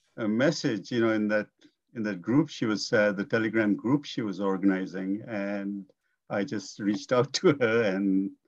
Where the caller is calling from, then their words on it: Surrey, British Columbia, Canada; I'm in Surrey, BC.